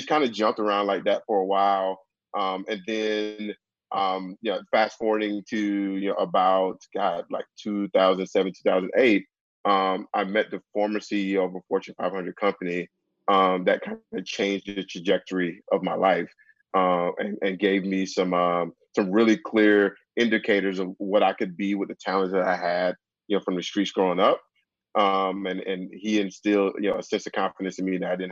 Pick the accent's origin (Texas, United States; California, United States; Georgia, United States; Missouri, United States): Georgia, United States; Decatur; moved away as an adult; also born or lived in Kansas; I'm from Decatur, Georgia, which is about 10, 15 minutes outside of Atlanta. Grew up there